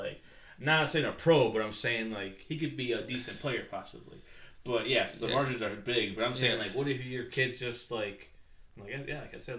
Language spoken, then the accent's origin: English; Jalisco, Mexico; I'm from Jalisco.